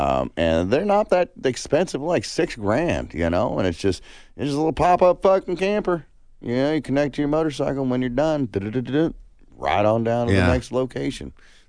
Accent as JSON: {"language": "English", "region": "California", "country": "United States", "tie": "born or raised there", "moved": "yes", "said": "growing up in California"}